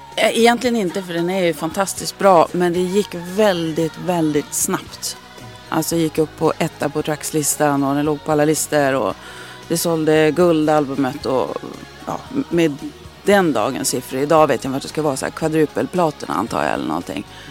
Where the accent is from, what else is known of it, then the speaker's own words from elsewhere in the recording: Skellefteå, Västerbotten County, Sweden; moved away as an adult; also born or lived in United States; now in Stockholm, Sweden; Jag, jag trivdes bra i Skellefteå, men jag hade liksom alltid sedan väldigt unga år haft det i mig att jag skulle flytta